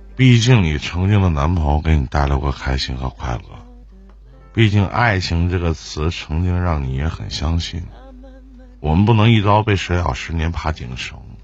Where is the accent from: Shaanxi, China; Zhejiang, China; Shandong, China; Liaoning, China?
Liaoning, China; Shenyang; 我是沈阳的